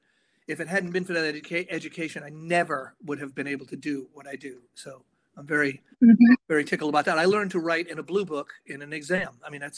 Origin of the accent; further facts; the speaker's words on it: Rhode Island, United States; now in Nashville, United States; I grew up in Rhode Island, sort of south of Providence in the burbs, and I was a music kid